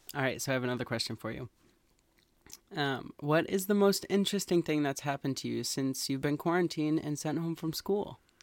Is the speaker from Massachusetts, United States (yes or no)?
yes; Massachusetts, United States; We're from Massachusetts.